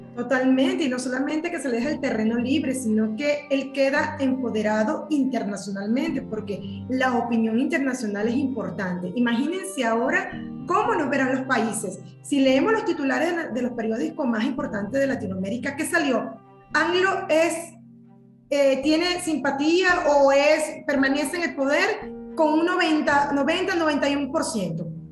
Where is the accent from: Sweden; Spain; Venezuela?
Venezuela; moved away as an adult; now in Mexico; viví 17 años en la dictadura en mi país, Venezuela. Emigré hace 7 años aquí a esta hermosa tierra